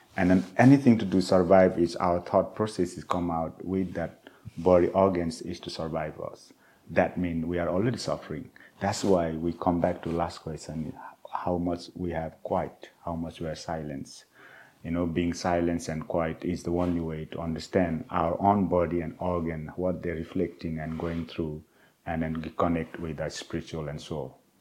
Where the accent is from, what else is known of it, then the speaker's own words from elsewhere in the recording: Nepal; moved away; the culture I grew up in the Himalayas and in Nepal